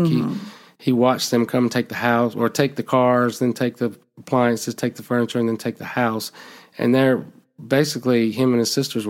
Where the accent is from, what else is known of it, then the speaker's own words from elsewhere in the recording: Alabama, United States; I'm not from Gardner, but I'm from Alabama.